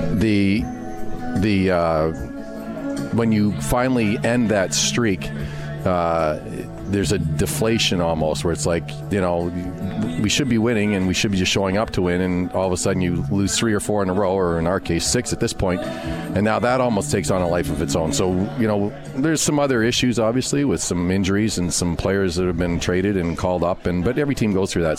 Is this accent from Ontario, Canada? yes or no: no; Montreal, Quebec, Canada; I grew up in Montreal, so huge Rusty Staub Montreal Expos